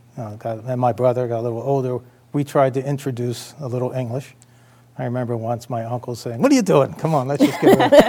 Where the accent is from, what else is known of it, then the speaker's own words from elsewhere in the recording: Baltimore, Maryland, United States; now in Cleveland, United States; I grew up in Baltimore